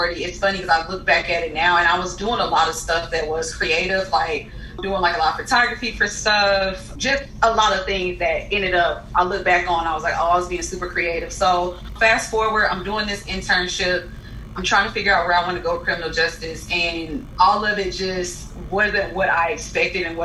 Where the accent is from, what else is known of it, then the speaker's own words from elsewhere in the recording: Huntsville, Alabama, United States; moved away; also born or lived in Los Angeles; I'm from Huntsville, which is about a two-hour drive from Tuscaloosa